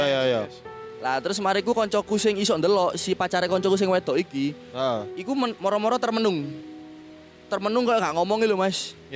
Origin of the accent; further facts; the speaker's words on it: Malang, East Java, Indonesia; abis ini gua balik ya soalnya gue arek Malang mas